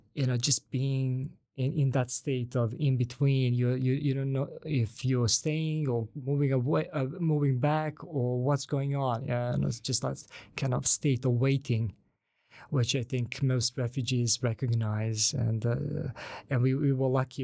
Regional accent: Banja Luka, Republika Srpska, Bosnia & Herzegovina; first language Bosnian; English is a second language; now in Sweden; I'm from Banja Luka.

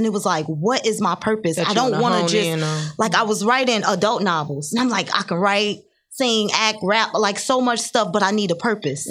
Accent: Chicago, Illinois, United States; I'm from Chicago

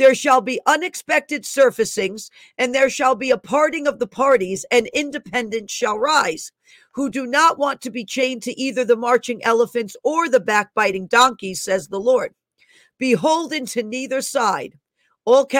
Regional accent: New York City, New York, United States; moved away; I was born in Einstein Hospital in the Bronx. I lived there almost half of my life. I lived in that area.

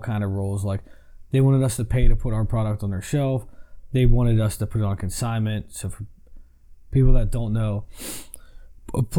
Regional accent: Pennsylvania, United States; moved away; I'm from Pennsylvania. We got steelhead

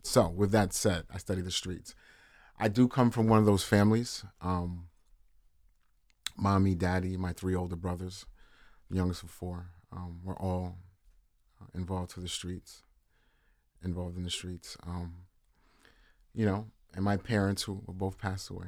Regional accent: New York City, New York, United States; originally born in Harlem, New York City, Flower Hospital no longer is open. Um, grew up in Harlem River Projects.

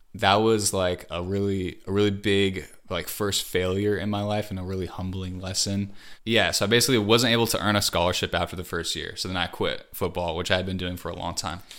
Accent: Wisconsin, United States; moved away as an adult; also born or lived in Hawaii / California; I grew up in Hawaii, and I lived there till I was ten, and then I moved to Wisconsin, and went all through high school there, and then I moved to California

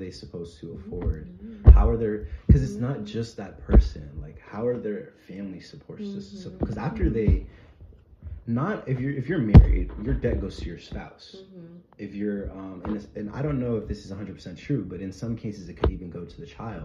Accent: Tampa, Florida, United States; I'm from Tampa

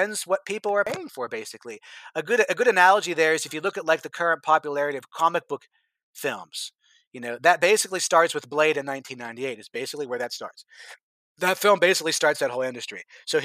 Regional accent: United States; born or raised there

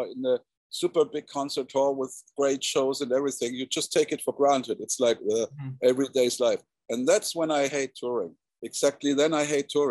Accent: South Germany, Germany; South Germany, to my hometown

